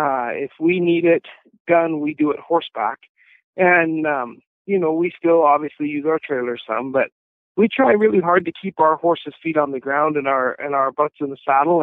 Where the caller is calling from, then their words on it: Wyoming, United States; Actually, I'm at home on the ranch in north central Wyoming, just enjoying some beautiful springtime weather.